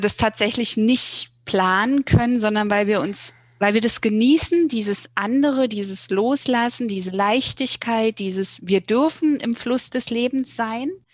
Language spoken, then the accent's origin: German; Germany; moved away as an adult; Wir kommen aus dem Berliner Raum ursprünglich